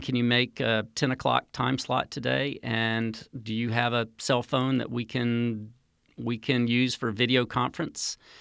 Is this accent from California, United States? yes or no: no; North Carolina, United States; moved away; also born or lived in Central America; I grew up in North Carolina